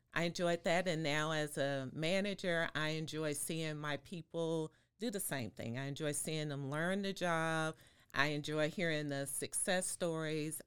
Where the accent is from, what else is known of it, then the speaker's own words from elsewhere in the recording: Waco, Texas, United States; also born or lived in Fort Worth; now in Austin, United States; I am from Waco